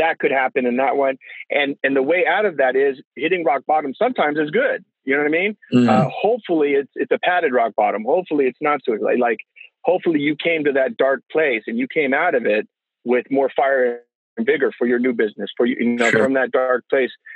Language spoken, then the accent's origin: English; California, United States; I grew up in California